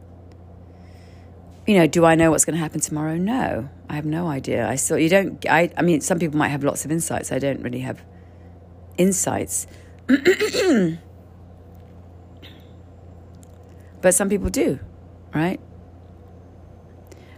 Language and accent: English; Canary Islands, Spain; I'm from the Canary Islands